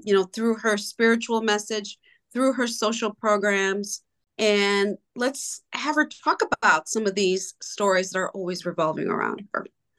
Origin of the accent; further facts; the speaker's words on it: Honduras; born there; Yes, I was born in Honduras, and I really met Sister when I was 8 years old.